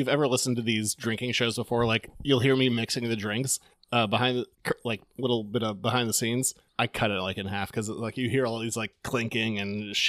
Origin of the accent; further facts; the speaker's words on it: Maine, United States; we are from Maine.